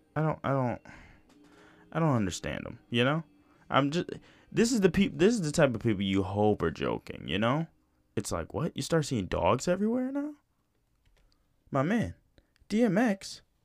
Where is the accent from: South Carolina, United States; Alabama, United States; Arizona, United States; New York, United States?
New York, United States; I'm from New York